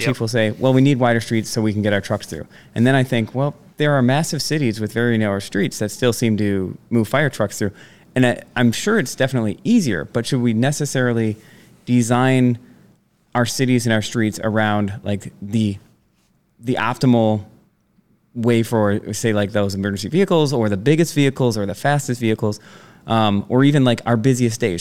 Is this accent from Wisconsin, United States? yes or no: yes; Sevastopol, Door County, Wisconsin, United States; being on the Sevastopol Gibraltar football team